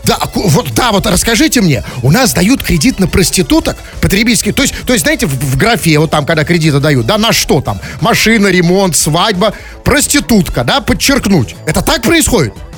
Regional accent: Russia; я хоть и россиянин

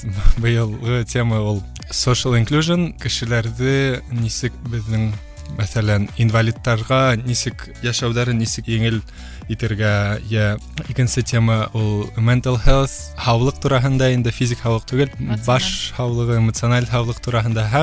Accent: Ufa, Bashkortostan, Russia; moved away as an adult; also born or lived in Moscow, Russia; now in Poland; Мин үҙем Өфөнән, Өфлә Рәми Ғарипов исемендәге гимназияны тәмамладым. шунан Мәскәүдә Мәскәү дәүләт университетында уҡыным, бакалавриата факультетында һәм әлеге ваҡытта Польшала магистратурала эшҡыуарлыҡ э, йүнәлешендә уҡыйым.

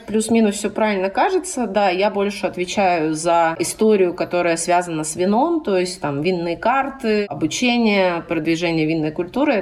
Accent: Rostov-on-Don, Rostov Oblast, Russia; moved away as an adult; also born or lived in Saint Petersburg / Moscow; вернулись э, в мой родной город

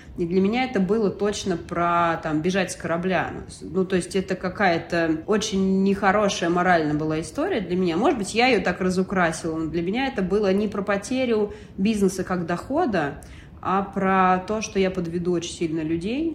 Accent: Russia; moved away as an adult; я русская

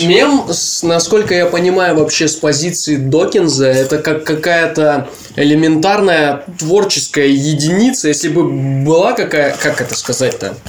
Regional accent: Pikalyovo, Leningrad Oblast, Russia; Я из Пикалева

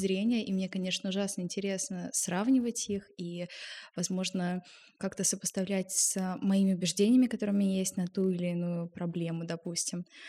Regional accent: Moscow, Russia; И я родилась в Москве и росла вместе с бабушкой и дедушкой

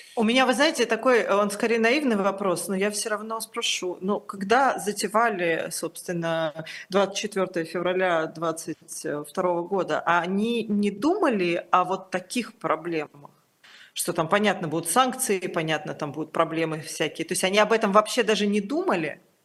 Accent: Tbilisi, Georgia; я родилась в Тбилиси

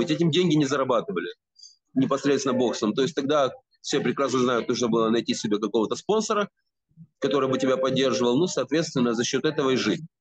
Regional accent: Kyiv, Ukraine; я киевлянин и, э, соответственно, жил и работал в Киеве.

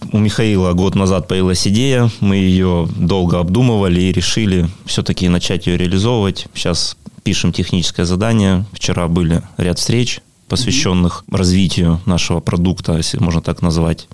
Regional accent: Pyatigorsk, Stavropol Krai, Russia; Я родился в Пятигорске, коренной пятигорчанин

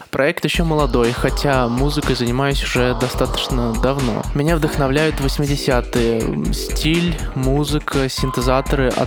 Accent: Oral, West Kazakhstan Region, Kazakhstan; Совпадение или нет, но мой родной город по-казахски тоже Урал. Я скучаю по нему, по друзьям, по тем дням, когда я там жил.

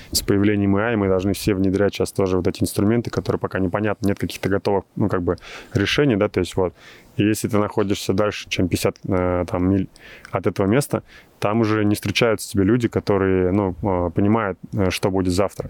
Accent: Russia; moved away as an adult; now in Silicon Valley, United States; России, откуда я родом

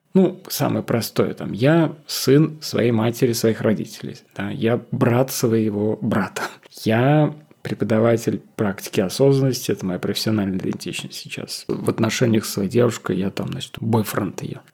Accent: Russia; moved away as an adult; also born or lived in Moscow / Piran, Slovenia; now in Ljubljana, Slovenia; Будучи россиянином, который переехал в Словению, живущим в маленьком городке

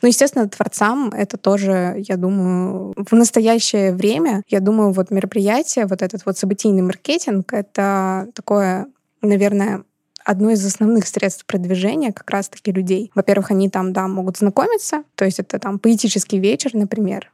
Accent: Saint Petersburg, Russia; я из Петербурга

